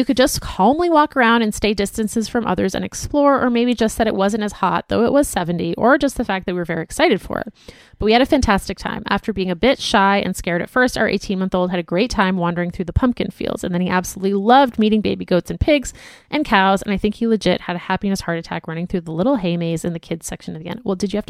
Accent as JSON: {"language": "English", "region": "Florida", "country": "United States", "tie": "born or raised there", "moved": "yes", "lives_now": "Colorado, United States", "said": "I grew up in Florida with Latino parents who had no idea that this was a thing."}